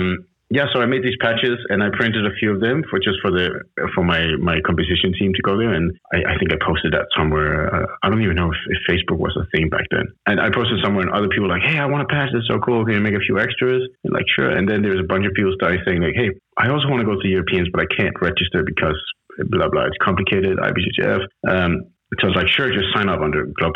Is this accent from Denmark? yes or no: yes; Copenhagen, Capital Region of Denmark, Denmark; English is a second language; moved away as an adult; now in Saint Barthélemy; I'm originally from Copenhagen, Denmark